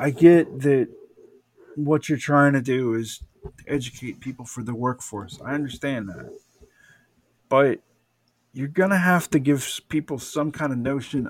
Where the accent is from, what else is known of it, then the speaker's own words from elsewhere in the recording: Atlanta, Georgia, United States; Because I'm from Atlanta, right?